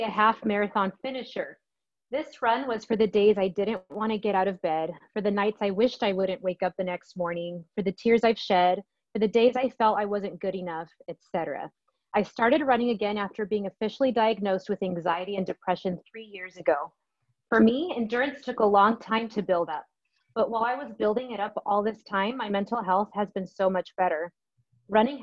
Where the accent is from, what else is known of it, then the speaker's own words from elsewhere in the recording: Hemet, California, United States; I'm from Southern California in a small town called Hemet. That's in Riverside County